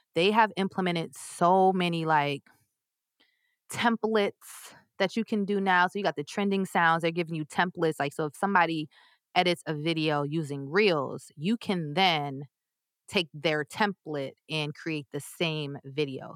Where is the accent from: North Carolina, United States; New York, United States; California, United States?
New York, United States; I'm from New York